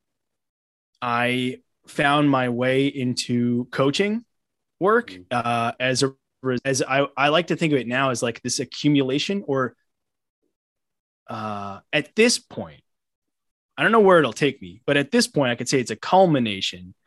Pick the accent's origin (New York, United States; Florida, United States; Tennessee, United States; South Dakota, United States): New York, United States; Long Island; also born or lived in Brooklyn, New York; I'm born and raised in New York. I currently live in Brooklyn. I grew up on Long Island.